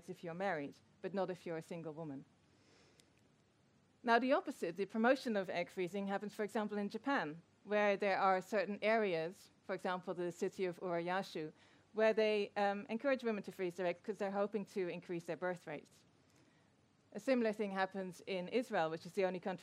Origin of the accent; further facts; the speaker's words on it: Netherlands; I'm from the Netherlands